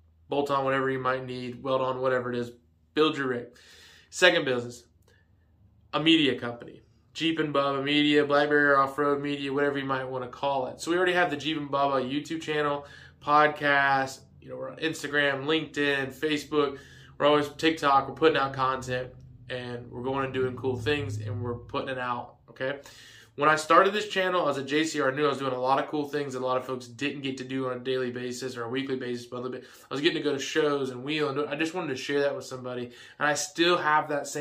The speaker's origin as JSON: {"language": "English", "region": "Georgia", "country": "United States", "tie": "born or raised there", "said": "I was going to be moving back to Georgia"}